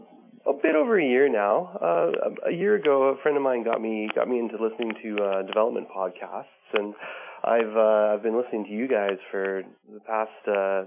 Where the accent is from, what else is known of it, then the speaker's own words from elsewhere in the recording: Calgary, Alberta, Canada; now in Ottawa, Canada; I'm from originally from Calgary, Alberta. I'm living in Ottawa right now.